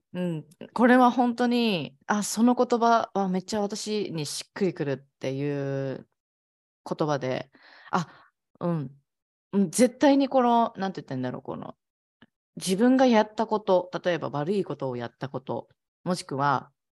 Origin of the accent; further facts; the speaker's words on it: Ehime, Japan; now in Kagawa, Japan; 私の地元は愛媛なんだけど、今は香川に住んでるんだけど